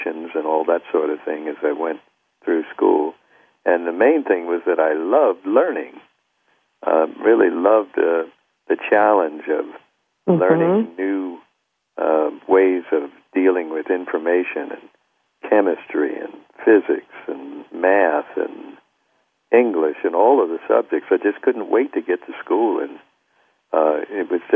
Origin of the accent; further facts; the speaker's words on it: Wilmington, Delaware, United States; I had a hero who was a black doctor in my hometown of Wilmington, Delaware.